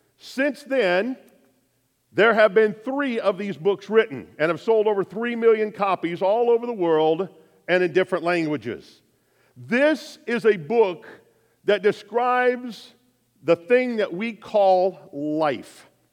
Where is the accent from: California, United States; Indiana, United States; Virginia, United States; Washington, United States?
Indiana, United States; Lafayette; my hometown of Lafayette